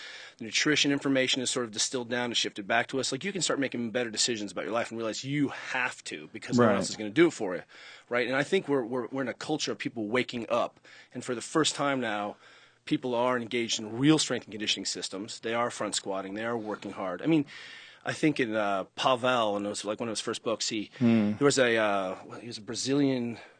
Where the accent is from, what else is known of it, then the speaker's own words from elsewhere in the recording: San Francisco, California, United States; I'm from San Francisco.